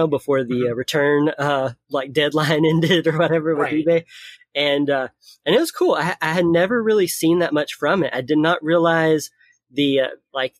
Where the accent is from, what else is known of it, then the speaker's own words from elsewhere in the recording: Tennessee, United States; moved away; I'm originally from Tennessee, so I'm going back home